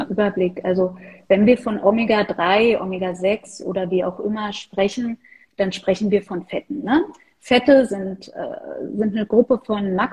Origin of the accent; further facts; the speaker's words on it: Berlin, Germany; born there; ansonsten bin ich Berlinerin. Ich bin in Berlin geboren, arbeite hier, wohne hier